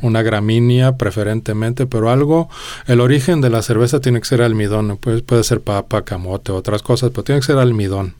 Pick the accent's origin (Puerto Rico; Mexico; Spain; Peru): Mexico; Mexico City; moved away as an adult; also born or lived in Denmark; yo nací en Dinamarca, pero a los dos años nos mudamos a México este, por unas oportunidades de trabajo, este, no mías, pero de mis papás. Y entonces, pues, a esa edad no tienes mucha voz y voto, más bien acompañas a donde vas, ¿no? Este, Llegamos a, a, la Gustavo madero ahí fue donde, donde yo me crié en realidad